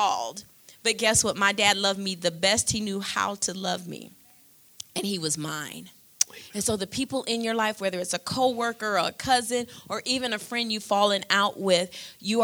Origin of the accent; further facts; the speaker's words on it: Michigan, United States; I'm from Michigan.